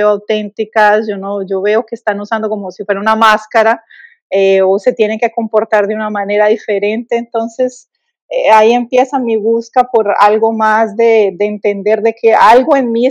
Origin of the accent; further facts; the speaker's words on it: Colombia; sí, soy colombiana, sí, tengo un acento, no hablo perfecto portugués